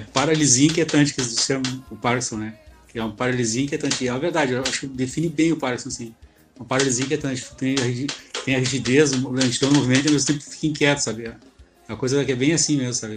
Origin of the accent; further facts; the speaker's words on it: Rio Grande do Sul, Brazil; sou aqui do sul aqui, do Rio Grande do Sul